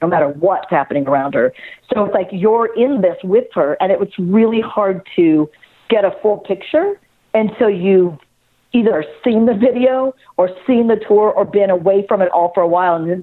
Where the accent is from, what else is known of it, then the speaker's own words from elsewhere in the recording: an hour outside of Los Angeles, California, United States; I grew up an hour outside of Los Angeles where there's nothing but desert that separates you